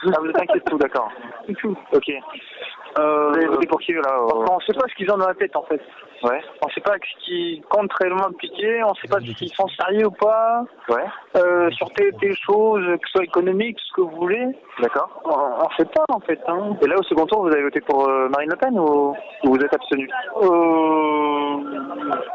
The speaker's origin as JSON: {"language": "French", "region": "Quebec", "country": "Canada", "said": "je, suis québécois. Ah, on est du Canada."}